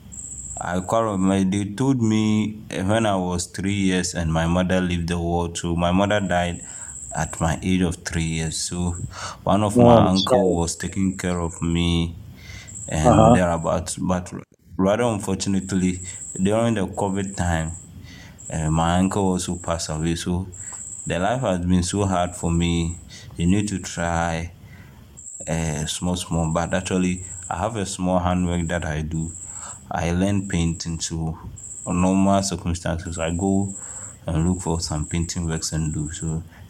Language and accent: English; Ghana; I was born and grown in Ghana